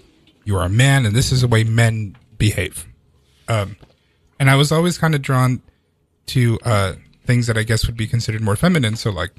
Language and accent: English; El Salvador; moved away; I'm a very very Latino person because I was born in El Salvador and I came here.